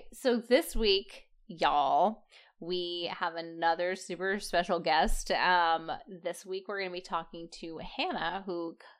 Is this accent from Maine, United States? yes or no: yes; Maine, United States; I'm from Maine.